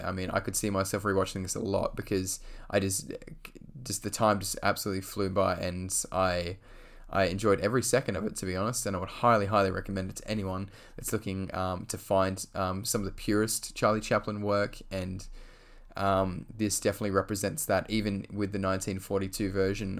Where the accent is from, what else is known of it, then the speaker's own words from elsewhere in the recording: Australia; I'm from Australia